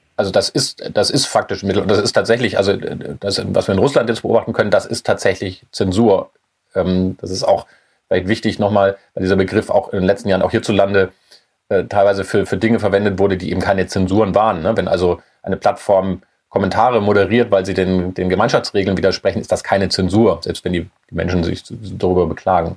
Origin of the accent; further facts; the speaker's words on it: Germany; als Deutsche